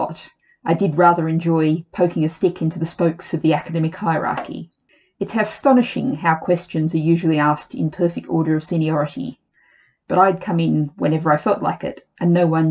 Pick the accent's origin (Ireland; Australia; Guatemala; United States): Australia; Sydney, New South Wales; moved away as an adult; now in London, United Kingdom; the Sydney that I grew up